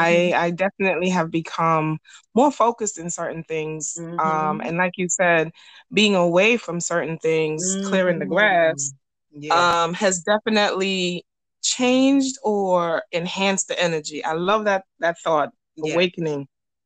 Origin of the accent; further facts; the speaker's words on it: New York City, New York, United States; this is my experience growing up in New York City.